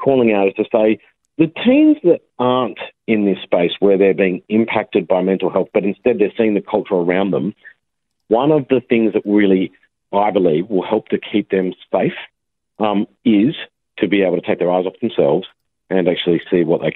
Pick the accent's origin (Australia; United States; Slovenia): Australia; we're actually small as a nation and we're right on the other side of the world